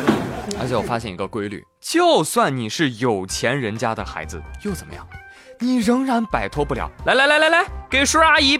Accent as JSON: {"language": "Chinese", "country": "China", "said": "我毕竟我是中国人嘛，"}